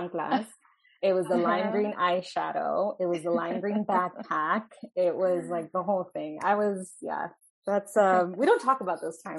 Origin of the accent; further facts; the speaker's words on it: Fontana, California, United States; also born or lived in Santa Barbara, California; now in Inglewood, United States; I am a Southern California native, born and raised in Fontana